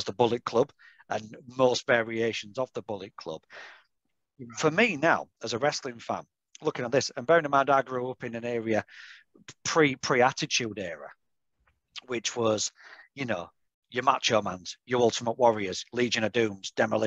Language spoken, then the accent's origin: English; Yorkshire and the Humber, United Kingdom; I'm from Yorkshire, so it's just over like the Pennines.